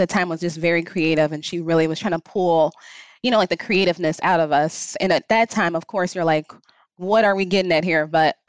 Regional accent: Chicago, Illinois, United States; So I am truly a native Chicagoan, born and raised here, not from Schaumburg or any of the nearby, you know, suburbs. So I grew up actually on the north side of Chicago, so in the Edgewater neighborhood, and then moved around to like the Lakeview neighborhood. And currently I stay in River North.

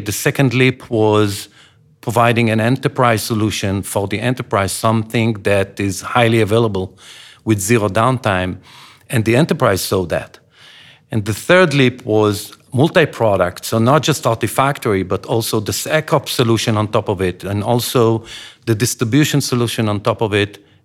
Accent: Israel; When I grew up in Israel

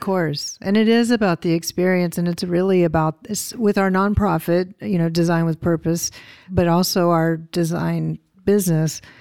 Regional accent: the South, United States; I'm from the South and we have rich histories there

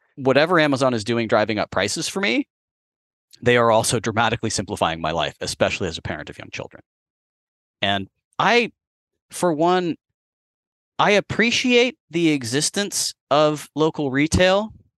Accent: San Francisco, California, United States; as a child growing up in San Francisco

